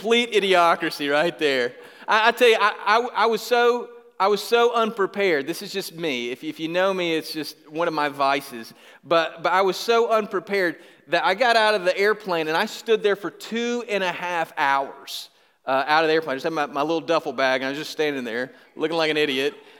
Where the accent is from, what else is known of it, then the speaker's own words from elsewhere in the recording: Griffin, Georgia, United States; I was from Griffin, Georgia